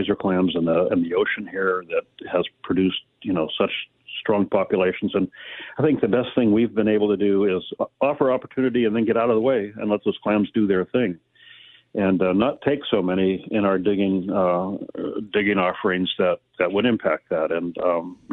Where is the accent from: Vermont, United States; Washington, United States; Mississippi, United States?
Washington, United States; Aberdeen; I grew up in Aberdeen.